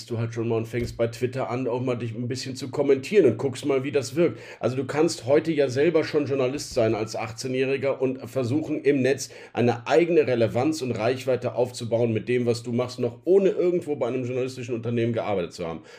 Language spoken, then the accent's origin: German; Rhineland, Germany; dieses Nicht-Aufgeben wollen und die Grundoptimismus, den ich als Rheinländer ja ohnehin im Herzen verpflanzt habe